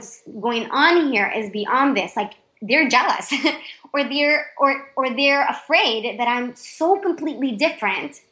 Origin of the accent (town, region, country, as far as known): Panama; English is a second language